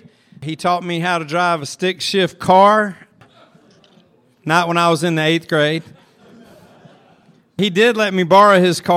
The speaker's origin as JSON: {"language": "English", "town": "Fort Mill", "region": "South Carolina", "country": "United States", "tie": "born or raised there", "moved": "yes", "said": "growing up in Fort Mill"}